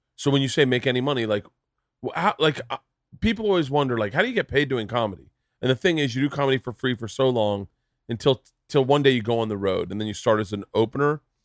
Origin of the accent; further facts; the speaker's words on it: Florida, United States; I grew up in Florida